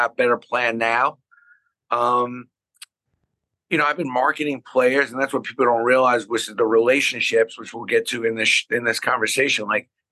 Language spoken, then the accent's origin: English; New York City, New York, United States; now in Scarsdale, United States; when I grew up in Brooklyn